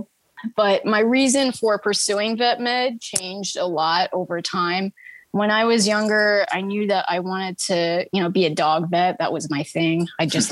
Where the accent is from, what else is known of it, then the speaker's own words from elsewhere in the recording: Fishers, Indiana, United States; I was born and raised in Fishers, Indiana. And I am actually still currently here